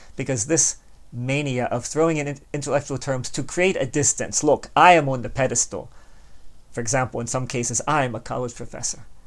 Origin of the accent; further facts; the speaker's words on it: Baltimore, Maryland, United States; I was born and raised in Baltimore